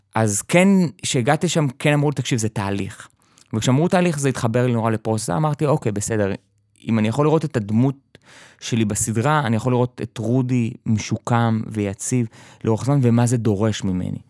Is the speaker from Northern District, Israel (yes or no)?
yes; kibbutz in the Jordan Valley, Northern District, Israel; תמיד הייתי בקיבוץ, אה, התחנכתי כילד חוץ בקיבוץ, בעמק הירדן